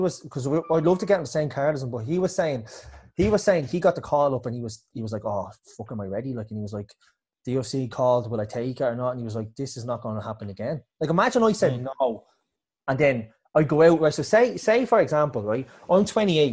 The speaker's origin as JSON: {"language": "English", "country": "Ireland", "said": "me being Irish"}